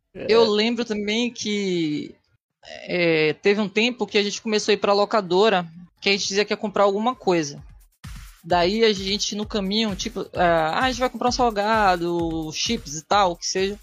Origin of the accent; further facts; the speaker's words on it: Bahia, Brazil; Sou da Bahia